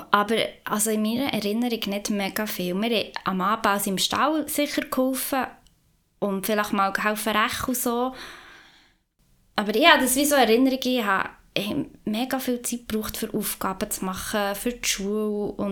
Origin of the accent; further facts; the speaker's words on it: Upper Emmental, Bern, Switzerland; also born or lived in Lauterbrunnen; ich komme aus dem Emmental